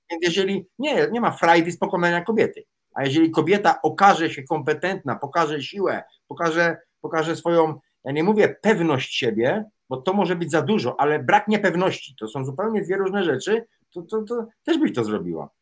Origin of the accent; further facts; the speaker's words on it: Łódź, Łódź Voivodeship, Poland; ja się wychowałem w Łodzi na starych bałutach